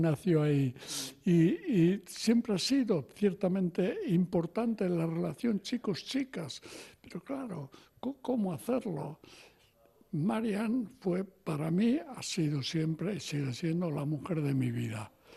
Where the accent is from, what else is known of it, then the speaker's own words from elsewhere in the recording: Pamplona, Navarre, Spain; yo nací en Iruña